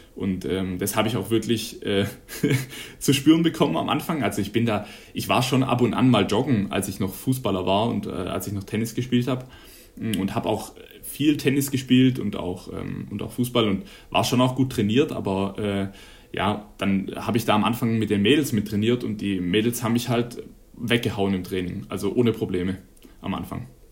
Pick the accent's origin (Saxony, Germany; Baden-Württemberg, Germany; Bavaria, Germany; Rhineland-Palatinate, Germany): Baden-Württemberg, Germany; Neckarwestheim; moved away as an adult; now in Konstanz, Germany; ich komme ja ursprünglich aus Nackerwestheim und war in Laufen ähm, auf der Schule